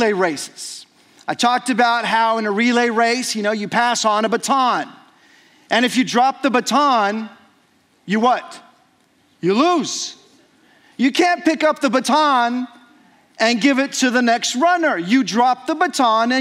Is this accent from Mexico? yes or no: yes; Mexico; moved away as an adult; as a child growing up in Mexico. And so I celebrated about 19 or so Christmases in Mexico